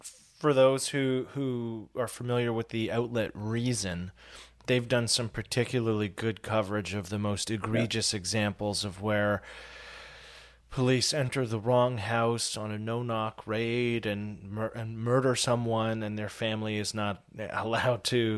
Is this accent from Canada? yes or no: yes; Canada; as a Canadian